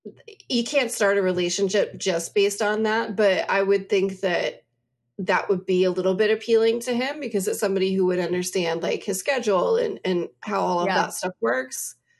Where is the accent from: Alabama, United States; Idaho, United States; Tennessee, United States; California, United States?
Alabama, United States; we grew up in Alabama. There's all kinds of people from Alabama.